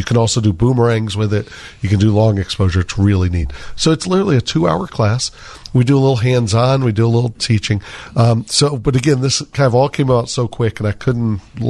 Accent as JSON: {"language": "English", "town": "Chicago", "region": "Illinois", "country": "United States", "said": "know I was from Chicago."}